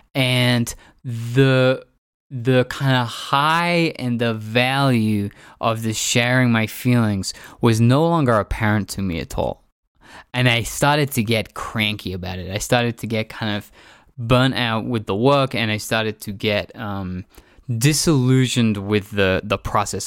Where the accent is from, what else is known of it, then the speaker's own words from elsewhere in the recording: England, United Kingdom; moved away; also born or lived in San Francisco; growing up in England